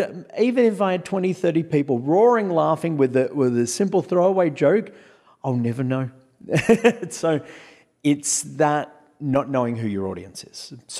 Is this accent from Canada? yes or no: no; Australia; accent: Australian; Well, the thing is that with my accent, my accent is not a typically thick Australian accent because I don't talk like I'm talking through my nose.